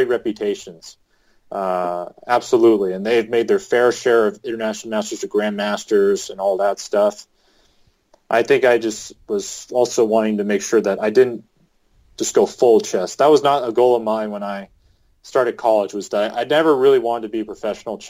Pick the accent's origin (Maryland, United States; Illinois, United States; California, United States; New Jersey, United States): California, United States; Southern; moved away as an adult; also born or lived in Provo, Utah; I'm a guy from Southern California